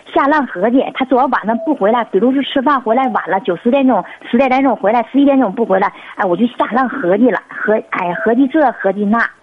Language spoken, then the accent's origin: Chinese; Northeast China, China; 我是，我是东北的